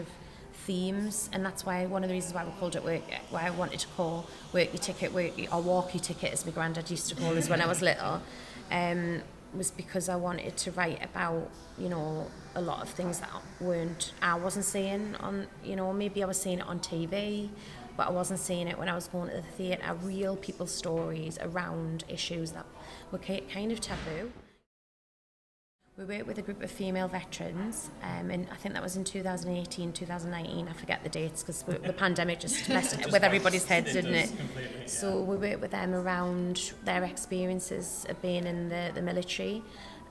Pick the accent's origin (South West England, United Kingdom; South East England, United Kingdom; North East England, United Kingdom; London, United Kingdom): North East England, United Kingdom; moved away as an adult; I had moved back to the Northeast, which is where I'm obviously from, you can hear my accent.